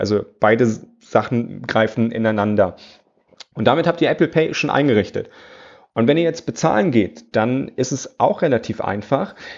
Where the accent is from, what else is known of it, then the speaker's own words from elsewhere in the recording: Germany; bei uns in Deutschland